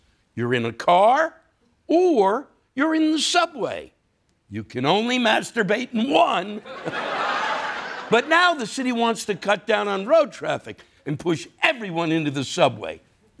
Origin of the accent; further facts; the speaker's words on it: New York, United States; But still, I'm a New Yorker, and New Yorkers welcome people with open arms.